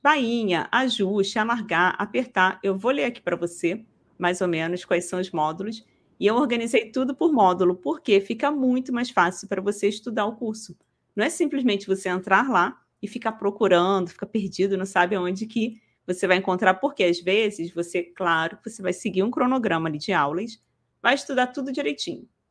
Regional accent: Rio de Janeiro, Brazil; Eu sou do Rio de Janeiro

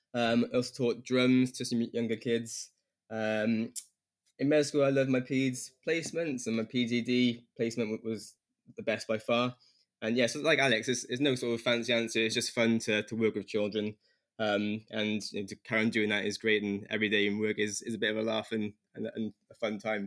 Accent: Newport, Wales, United Kingdom; also born or lived in London; I'm from Newport area of Wales and returned back to Wales after um, med school

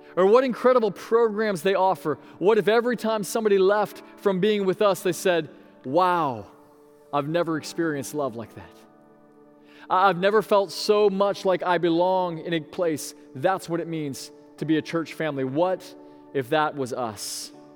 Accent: Sebring, Florida, United States; my hometown of Sebring, Florida

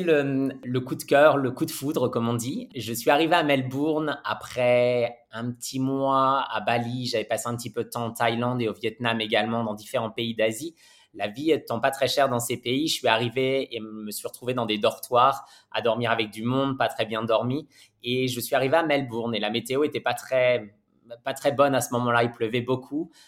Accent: Normandy, France; moved away as an adult; also born or lived in Paris; now in Australia; je suis normand d'origine. Je suis en Australie depuis un peu plus de 12 ans maintenant.

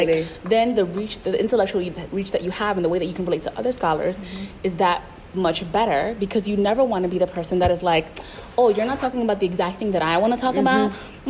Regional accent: Puerto Rico; I was coming from the East Coast, and I was like, Puerto Ricans are the most oppressed people on the planet. Nobody understands our struggle, right?

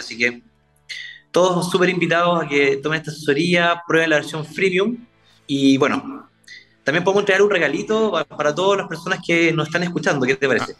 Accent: Concepción, Biobío, Chile; somos de Concepción, somos penquistas y de Conce al mundo.

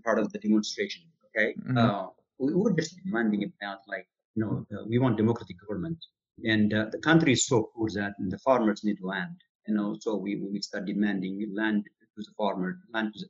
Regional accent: Ethiopia; moved away as an adult; also born or lived in Fargo, North Dakota / Paris, Texas; now in Rockwall, United States; growing up in Ethiopia

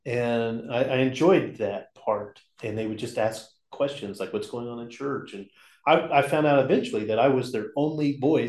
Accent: Oklahoma, United States; growing up in Oklahoma

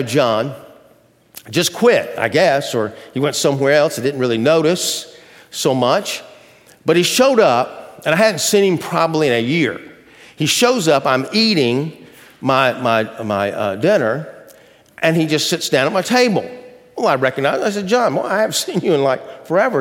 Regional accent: Athens, Georgia, United States; moved away; my old hometown of Athens, Georgia

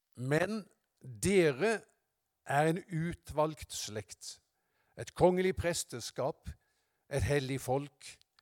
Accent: Haugesund, Rogaland, Norway; Jeg var hjemme i Haugesund, i Misjonskirka.

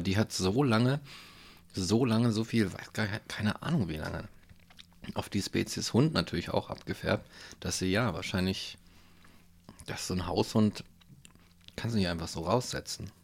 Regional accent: Hanover, Lower Saxony, Germany; Ich komme aus Hannover

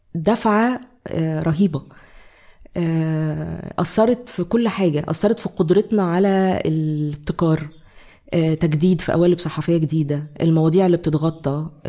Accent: Egypt; عندنا في مصر

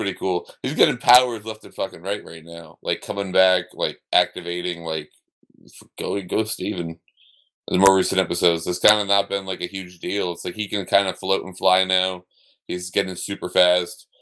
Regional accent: Ireland; I, as an Irish person

